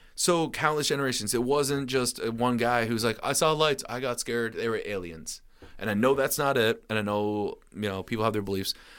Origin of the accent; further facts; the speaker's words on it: Rutland, Vermont, United States; my hometown, Rutland